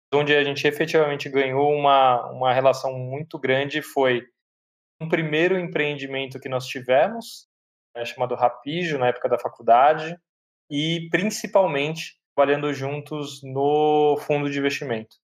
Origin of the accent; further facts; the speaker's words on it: São Paulo, Brazil; eu sou de São Paulo, nascido no bairro do Tatuapé, meus pais até então, até hoje moram lá